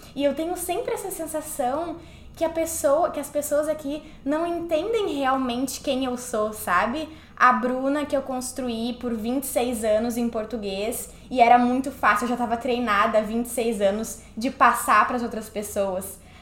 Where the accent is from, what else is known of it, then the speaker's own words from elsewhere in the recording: Porto Alegre, Rio Grande do Sul, Brazil; moved away as an adult; now in New York, United States; eu sou do Sul, sou de Porto Alegre, Rio Grande do Sul